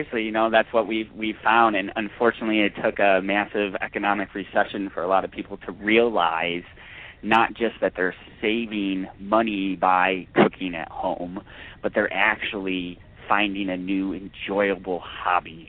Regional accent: New York, United States; also born or lived in Georgia / Alabama; now in California, United States; growing up in New York, and I also lived in the South, in Georgia and Alabama for a bit growing up, and then moving out here to California

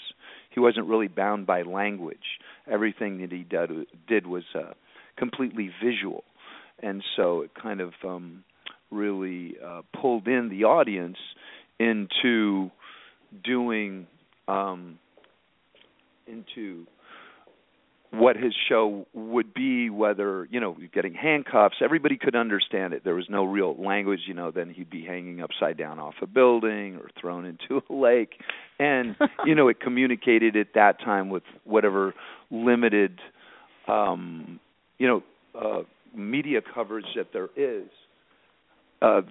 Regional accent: San Francisco, California, United States; I grew up in the Bay Area, San Francisco, Pacific Heights, at an all-boy parochial school

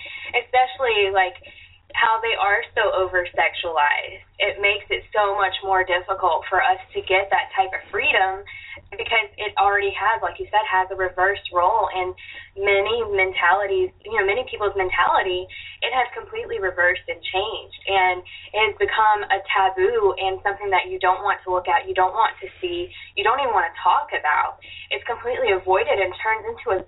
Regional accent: New Orleans, Louisiana, United States; I grew up in the Gulf of Mexico and New Orleans

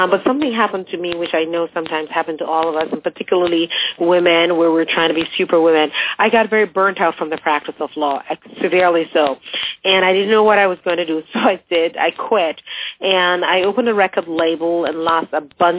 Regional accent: Jamaica; moved away as an adult; also born or lived in England; now in United States; I grew up in Jamaica

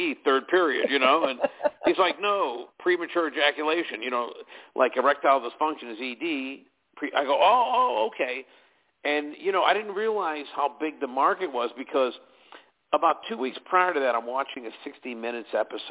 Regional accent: Pittsburgh, Pennsylvania, United States; moved away as an adult; also born or lived in Erie, Pennsylvania / Williamsport, Pennsylvania / California; I was born and raised in Pittsburgh

